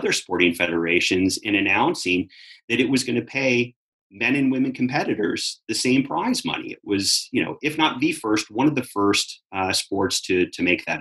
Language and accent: English; Southern California, United States; when I was growing up in Southern California